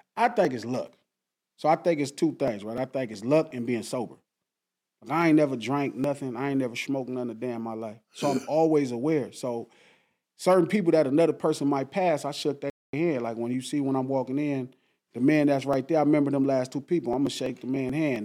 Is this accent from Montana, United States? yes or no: no; Compton, California, United States; I grew up in Compton